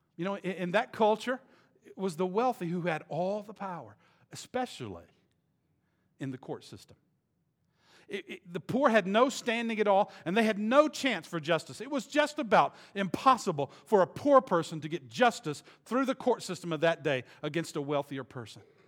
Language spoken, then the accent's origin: English; the South, United States; I was raised in the South